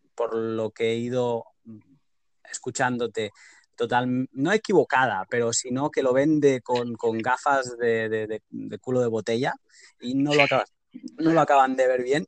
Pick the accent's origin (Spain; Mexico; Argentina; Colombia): Spain; Catalonia; yo soy catalán